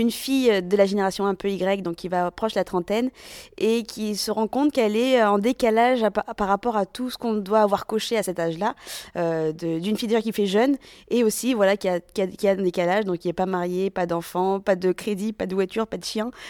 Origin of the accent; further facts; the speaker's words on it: Madagascar; now in Grenoble, France; Je fais jeune comme tous les malgaches. Et tu sais, quand t'es malgache, on sait pas trop d'où tu viens.